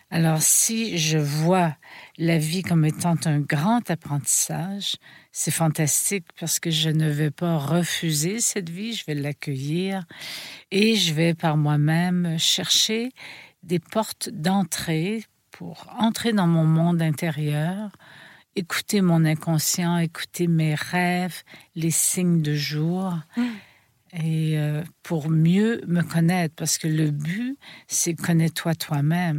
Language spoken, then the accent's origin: French; Quebec, Canada; je suis né au Québec